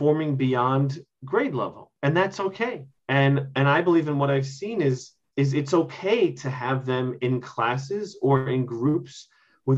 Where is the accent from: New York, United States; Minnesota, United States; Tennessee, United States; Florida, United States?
New York, United States; Mitchell-Lama housing; I grew up in Mitchell-Lama housing